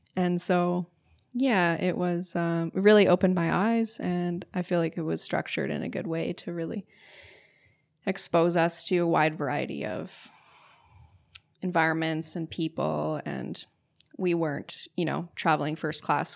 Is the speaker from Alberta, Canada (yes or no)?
yes; St. Albert, Alberta, Canada; also born or lived in Nanaimo, British Columbia; my parents moved to Alberta when I was, yeah, about three or four. And then I grew up in a small suburb outside of Edmonton, Alberta. Um, it was called St. Albert